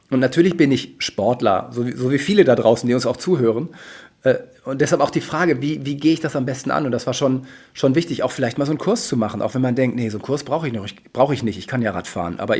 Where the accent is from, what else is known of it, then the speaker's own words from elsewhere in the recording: North Germany, Germany; ich als Norddeutscher gehe aus Wasser, ihr als Süddeutsche geht in die, in die Berge.